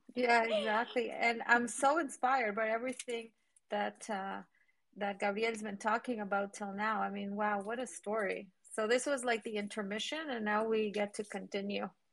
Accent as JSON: {"language": "English", "country": "Uruguay", "tie": "born or raised there", "also_born_or_lived": "Latin America", "accent": "Argentinian Uruguayan", "moved": "yes", "lives_now": "Toronto, Canada", "said": "my accent is not Cuban because I grew up in Latin America and I lived in Uruguay"}